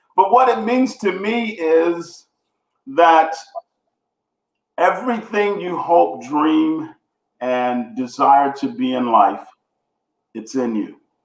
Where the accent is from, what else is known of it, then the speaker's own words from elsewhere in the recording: Houston, Texas, United States; I grew up in Houston, Texas, two bedroom apartment with seven siblings